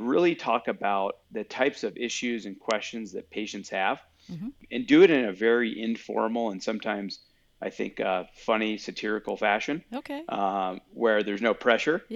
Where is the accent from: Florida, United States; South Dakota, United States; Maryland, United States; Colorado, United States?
Colorado, United States; I grew up in Colorado